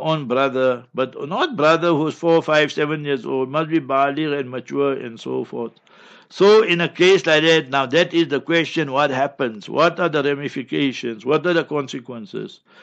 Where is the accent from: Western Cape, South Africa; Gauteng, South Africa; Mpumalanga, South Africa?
Gauteng, South Africa; Heidelberg; I grew up in Heidelberg, and my neighbors were Babas and Timols